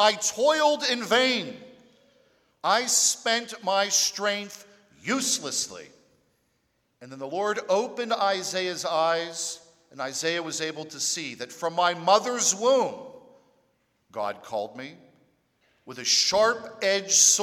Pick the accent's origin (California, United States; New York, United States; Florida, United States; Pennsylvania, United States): Pennsylvania, United States; Pittsburgh; moved away as an adult; now in Louisiana, United States; I'm from Pittsburgh, the other black and gold city